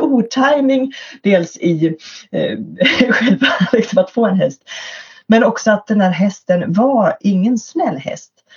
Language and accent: Swedish; Örebro, Örebro County, Sweden; i Örebro, i min hemstad här